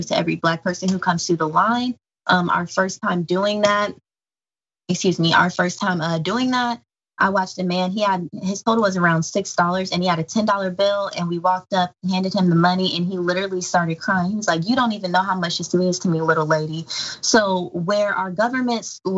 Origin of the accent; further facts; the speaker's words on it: Savannah, Georgia, United States; now in Kansas City, United States; I grew up in Savannah, Georgia, and they gentrified our neighborhood